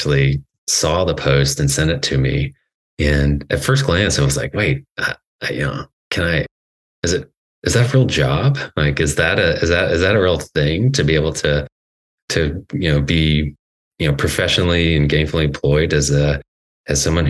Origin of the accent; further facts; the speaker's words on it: Atlanta, Georgia, United States; moved away as an adult; also born or lived in Southwest Colorado; now in California, United States; I'm originally from Georgia. I grew up in the Atlanta area and went to school there.